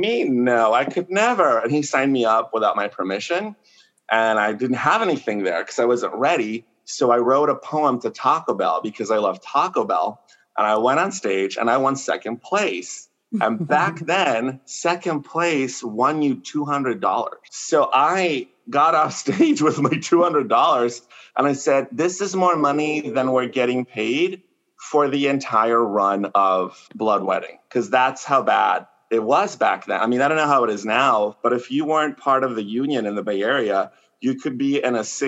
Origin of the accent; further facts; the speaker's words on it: Mexico; first language Spanish; English is a second language; now in San Francisco, United States; I was born in Mexico and I'm an immigrant